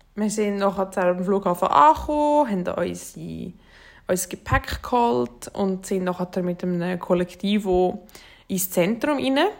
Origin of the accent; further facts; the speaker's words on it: Switzerland; bei uns in der Schweiz